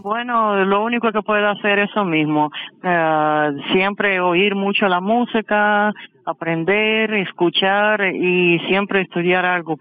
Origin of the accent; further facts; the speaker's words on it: Kursk, Kursk Oblast, Russia; Spanish is a second language; moved away as an adult; now in Havana, Cuba; Nací en Rusia, ciudad Kursk